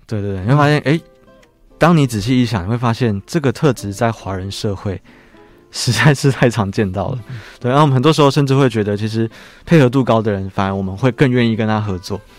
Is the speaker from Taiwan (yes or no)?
yes; Taiwan; 对我们台湾人，特别是如果你人很好的